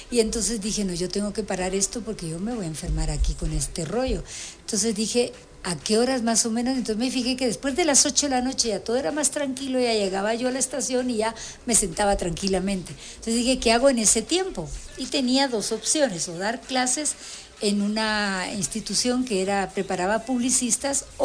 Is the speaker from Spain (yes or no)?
yes; Spain; born there; yo vengo representando a Guatemala, además mi tierra es Guatemala, aunque yo haya nacido en España